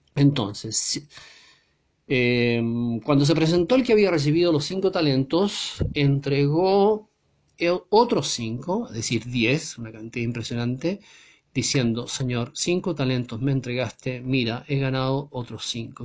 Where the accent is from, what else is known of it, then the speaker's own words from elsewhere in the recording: Chile; en mi país, en Chile